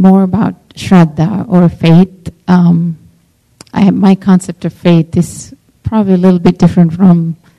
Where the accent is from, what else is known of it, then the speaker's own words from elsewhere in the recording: Sri Lanka; I'm Buddhist. I'm from Sri Lanka.